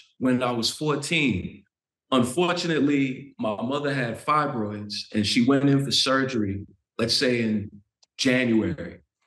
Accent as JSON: {"language": "English", "region": "Florida", "country": "United States", "tie": "born or raised there", "also_born_or_lived": "Jamaica, Queens, New York"}